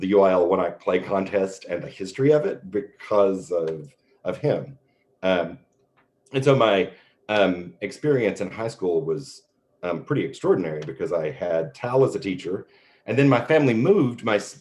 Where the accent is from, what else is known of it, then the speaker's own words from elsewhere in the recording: Canadian, Texas, United States; also born or lived in Dumas, Texas / San Angelo, Texas; now in Corpus Christi, United States; I grew up in Canadian, Texas, which is a small town in the Panhandle.